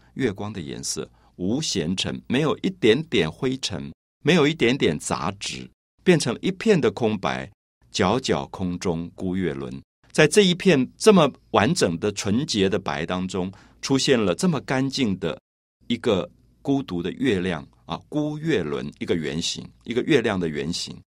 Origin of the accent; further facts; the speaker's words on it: Taiwan; 我来自台湾